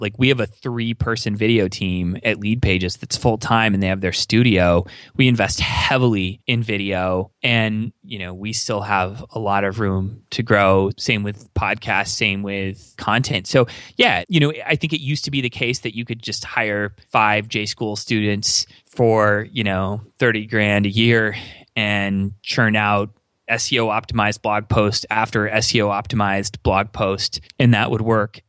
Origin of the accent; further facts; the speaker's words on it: near LA, Southern California, United States; moved away as an adult; now in Minnesota, United States; I was born and raised in Southern California, near L